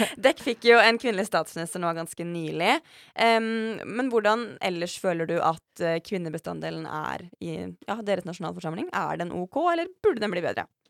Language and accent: Norwegian; Mjøsa region, Innlandet, Norway; der jeg kommer fra